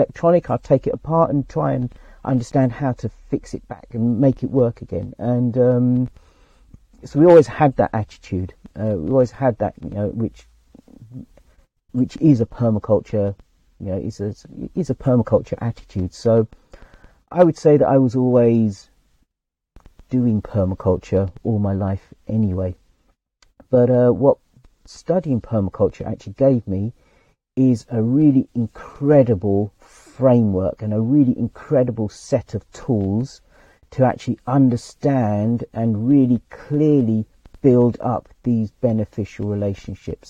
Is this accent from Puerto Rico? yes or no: no; England, United Kingdom; I was born in England, but I'm not English.